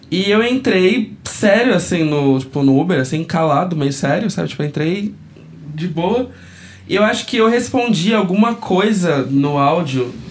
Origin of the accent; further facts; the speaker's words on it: São Paulo, Brazil; eu sou natural do Bom Retiro. no caso. sou bem daqui